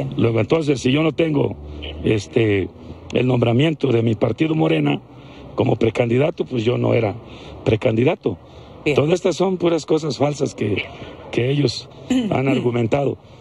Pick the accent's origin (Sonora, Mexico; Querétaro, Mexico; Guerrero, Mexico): Guerrero, Mexico; Yo soy del estado de Guerrero, donde la patria es primero